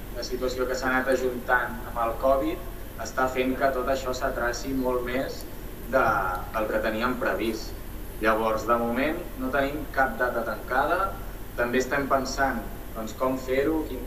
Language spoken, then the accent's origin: Catalan; Sabadell, Catalonia, Spain; born or raised there